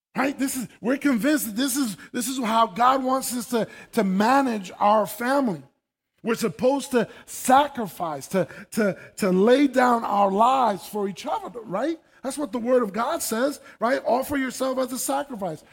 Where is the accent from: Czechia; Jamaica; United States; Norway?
United States; New York City, New York; moved away; I was born and raised in New York City, uh, in the Bronx